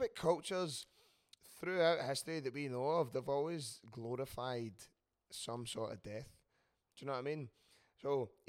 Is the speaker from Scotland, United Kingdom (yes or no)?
yes; Scotland, United Kingdom; I'm Scottish